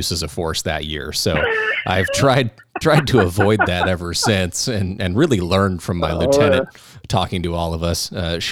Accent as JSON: {"language": "English", "town": "Phoenix", "region": "Arizona", "country": "United States", "tie": "born or raised there", "said": "I grew up in North Phoenix"}